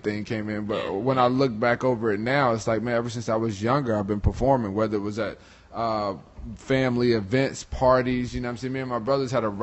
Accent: Virginia, United States; also born or lived in Florida; I'm from Virginia

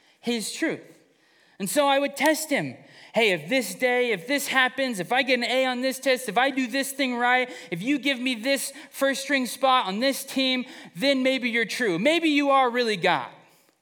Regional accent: Fresno, California, United States; Growing up in Fresno

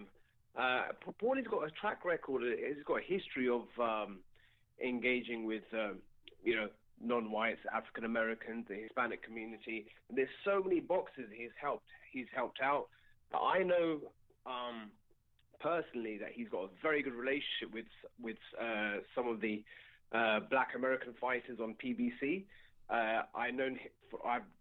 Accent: United Kingdom; I'm British, but my grandparents come from Pakistan

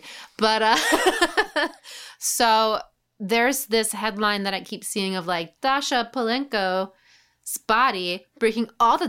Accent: New York, United States; Because I'm getting pretty good at being a New Yorker now, even though I've lived here all my life.

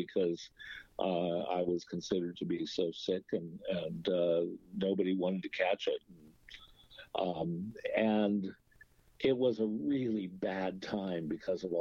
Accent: Andover, Massachusetts, United States; also born or lived in Lawrence, Massachusetts; I was born in Lawrence, Massachusetts. I was raised on the campus of Phillips Academy, Andover

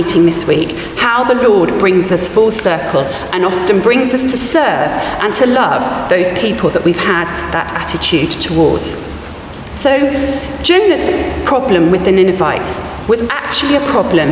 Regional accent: Oakham, East Midlands, United Kingdom; I was born in a place called Oakham, and Oakham has a very famous public school. I didn't go to that public school. I grew up feeling unworthy, less than the other children in the town

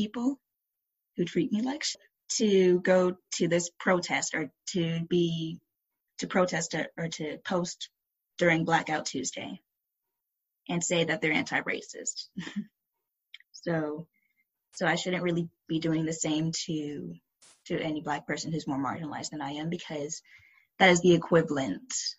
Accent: Henrico County, Virginia, United States; I grew up in Henrico County, Virginia

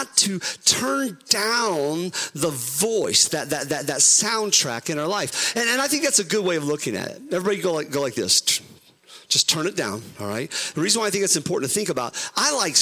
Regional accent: Ohio, United States; We're from Ohio

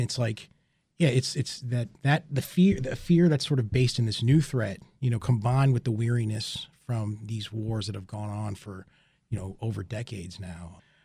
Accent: United States; as an American citizen

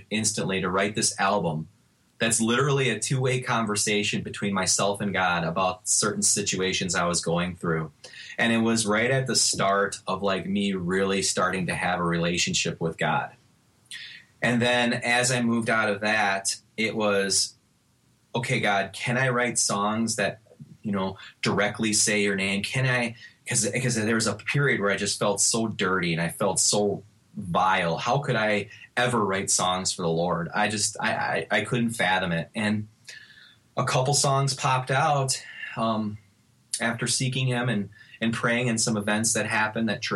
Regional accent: Milwaukee, Wisconsin, United States; moved away as an adult; now in Texas, United States; I'm born and raised in Milwaukee, Wisconsin, lived there pretty much, all my life.

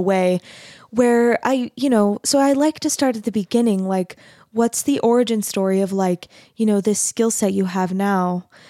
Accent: Arizona, United States; moved away as an adult; also born or lived in Texas; I grew up in Arizona, which is not, and then I went to school in Texas.

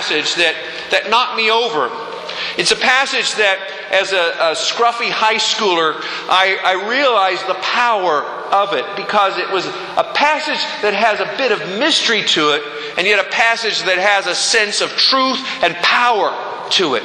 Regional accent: Pennsylvania, United States; I'm from Pennsylvania

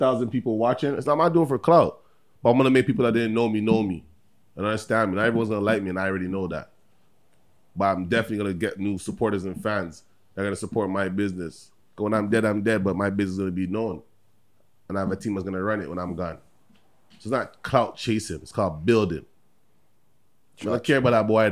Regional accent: Toronto, Ontario, Canada; I was born in Canada, Toronto

